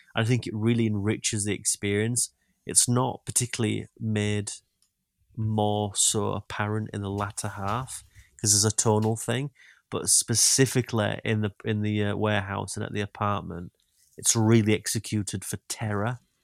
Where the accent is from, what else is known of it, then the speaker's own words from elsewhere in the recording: Yorkshire and the Humber, United Kingdom; accent: Yorkshire; my Yorkshire accent